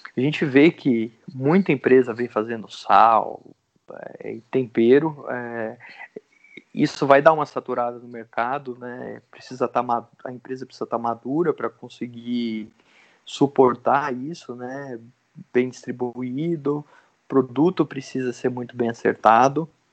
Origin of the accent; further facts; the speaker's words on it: Santa Cruz do Rio Pardo, São Paulo, Brazil; eu cresci aqui, né? Fiquei até os 18 ou 19 anos aqui. Depois morei sete anos em São Paulo, sete, oito anos. E, e daí eu retornei para cá